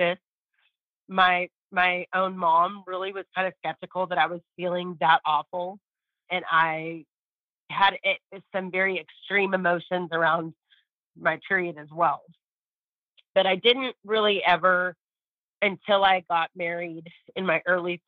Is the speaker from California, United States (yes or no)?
yes; California, United States; moved away as an adult; now in Texas, United States; I'm actually from California. I've been in Texas for 15 years.